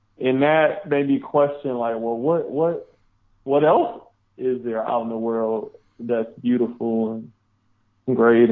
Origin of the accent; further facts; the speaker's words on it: Detroit, Michigan, United States; I grew up in Detroit, Michigan